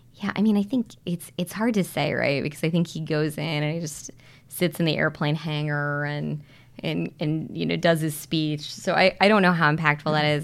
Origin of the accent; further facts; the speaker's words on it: Missouri, United States; moved away; my home state of Missouri